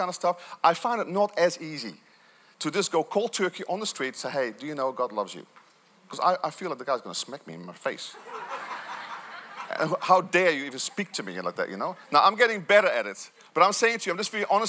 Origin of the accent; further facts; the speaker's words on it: Netherlands; Growing up in Holland, although I had great parents